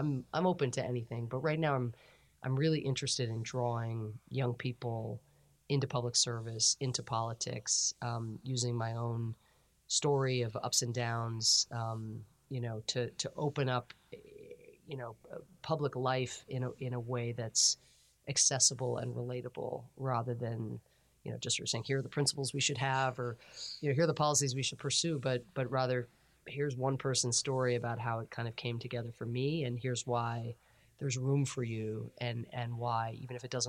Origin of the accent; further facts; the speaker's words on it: Ireland; now in United States; I'm an Irish immigrant